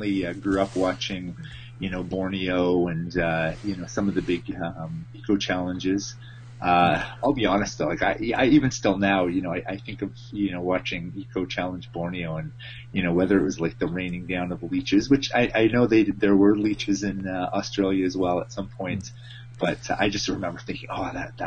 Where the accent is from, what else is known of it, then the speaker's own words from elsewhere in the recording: Canada; as a Canadian